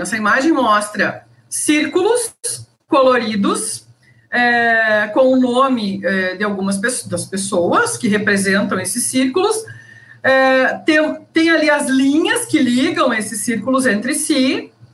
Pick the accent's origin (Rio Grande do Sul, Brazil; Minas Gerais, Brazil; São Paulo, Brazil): Rio Grande do Sul, Brazil; Passo Fundo; moved away as an adult; now in Cuiabá, Brazil; eu sou gaúcha, sou de Passo Fundo, sou egressa da Universidade de Passo Fundo